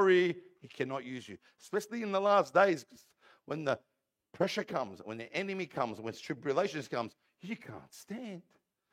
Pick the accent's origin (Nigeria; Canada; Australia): Australia; Parramatta, New South Wales; I'm an Aussie, born and bred here in Parramatta Hospital. I was born in the old Parramatta Hospital.